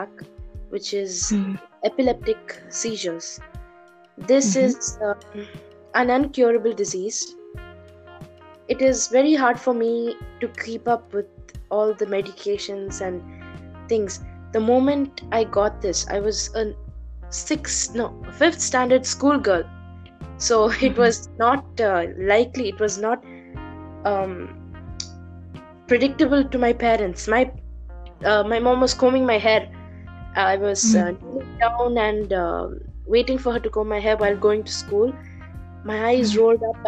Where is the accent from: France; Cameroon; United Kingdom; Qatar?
Qatar; Doha; I'm born and brought up in Doha, Qatar, born in 7th March 2005